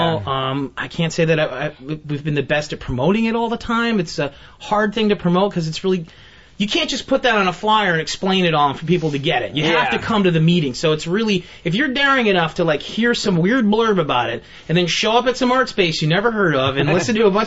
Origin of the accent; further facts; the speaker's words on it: Albany, New York, United States; now in Buffalo, United States; I'm originally from Albany